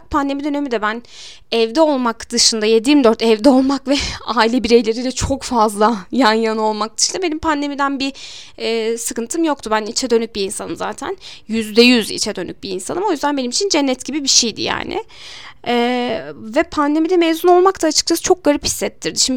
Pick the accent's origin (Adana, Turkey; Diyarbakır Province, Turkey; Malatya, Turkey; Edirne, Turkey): Malatya, Turkey; now in Elazığ, Turkey; Ben Malatyalıyım. Normalde de uzun zaman yani uzun bir süredir artık 15-16 senedir belki daha da fazla olmuştur. Elazığ'da yaşıyorum.